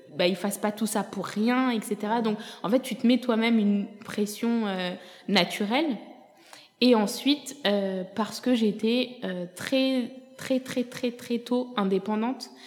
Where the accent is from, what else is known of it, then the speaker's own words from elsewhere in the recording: France; moved away as an adult; also born or lived in Ethiopia / Senegal / Canada; je suis venue m'installer en France à l'âge de 7 ans jusqu'à mes 23 euh, ans